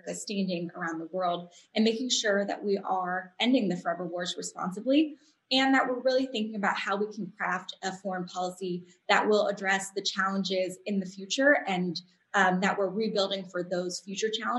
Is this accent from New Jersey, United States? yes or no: no; San Diego, California, United States; when I was growing up in San Diego